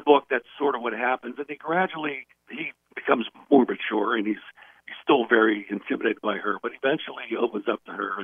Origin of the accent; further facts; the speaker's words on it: Steubenville, Ohio, United States; also born or lived in Memphis, Tennessee; I ended up living with my grandmother in Steubenville, Ohio.